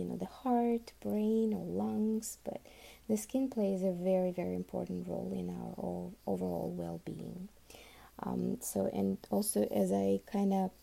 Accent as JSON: {"language": "English", "country": "Uzbekistan", "tie": "born or raised there", "first_language": "Russian", "second_language": "English", "moved": "yes", "lives_now": "Miami, United States", "said": "I was actually born and raised in Uzbekistan"}